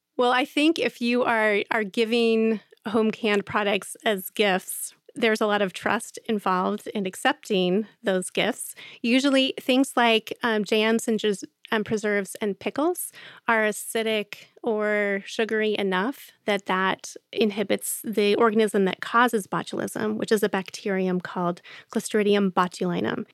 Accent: Central Ohio, United States; I grew up in Central Ohio and in suburban Central Ohio

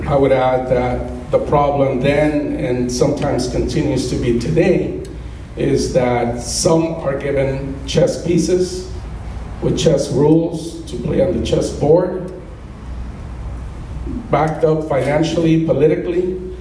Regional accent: Colombia; moved away; growing up as a child are spending time with my mom and my dad when we were all together in my hometown of Colombia

